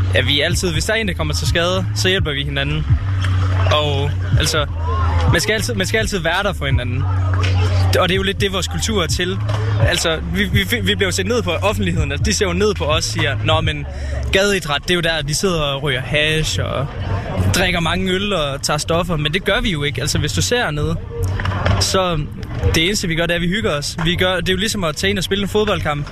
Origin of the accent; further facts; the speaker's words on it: Nørre Nebel, Southern Denmark, Denmark; Jeg kommer fra Nørnebel